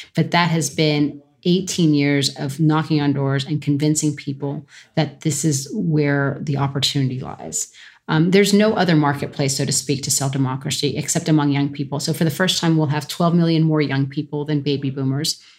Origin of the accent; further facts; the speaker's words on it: California, United States; growing up in California under Pete Wilson